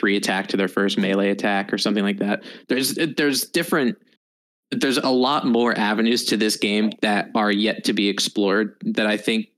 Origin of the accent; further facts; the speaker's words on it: United States; as an American, everybody plays FPS games. So that's what I did a lot in grade school